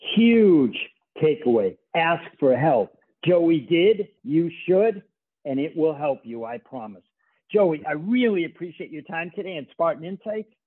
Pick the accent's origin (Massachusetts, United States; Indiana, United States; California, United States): Massachusetts, United States; Boston; when I was growing up in Boston